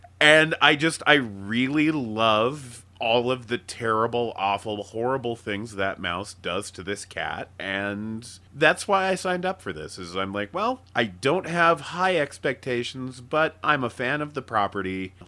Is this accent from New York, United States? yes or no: no; Casper, Wyoming, United States; where I grew up in Casper, Wyoming